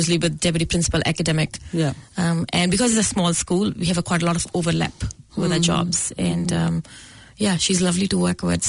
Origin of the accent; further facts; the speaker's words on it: Goraya, Punjab, India; moved away as an adult; also born or lived in New Zealand; now in Auckland, New Zealand; In Punjab, I was born in a small town, Goraya, which is close to one of the big cities, Jalandhar.